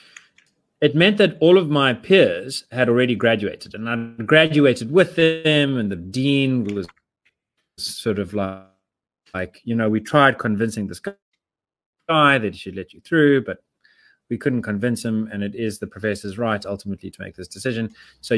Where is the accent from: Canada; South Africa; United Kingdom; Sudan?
South Africa; I'm South African.